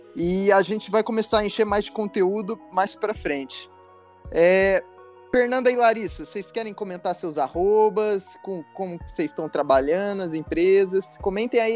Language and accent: Portuguese; Brazil; Como brasileiro